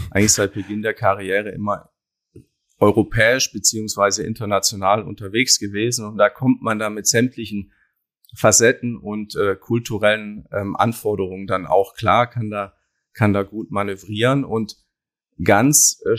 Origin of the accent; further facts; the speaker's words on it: Baden-Württemberg, Germany; Ich komme aber ganz ursprünglich aus dem Schweizer Grenzgebiet im Süden Deutschlands, Baden-Württemberg. Ja, da bin ich aufgewachsen, am Fuße des Schwarzwaldes.